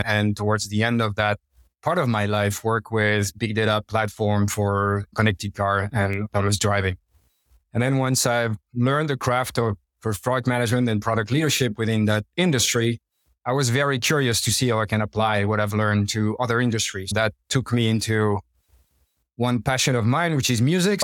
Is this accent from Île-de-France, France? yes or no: no; Normandy, France; English is a second language; moved away as an adult; I'm French, but I left French about 20 years ago. Born and raised in Normandy, northwest of French, by the sea